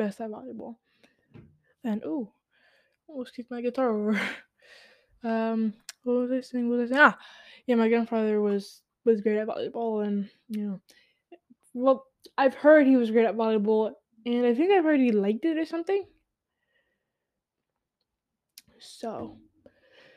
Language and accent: English; New York City, New York, United States; I'm a New Yorker. I was born in the Bronx.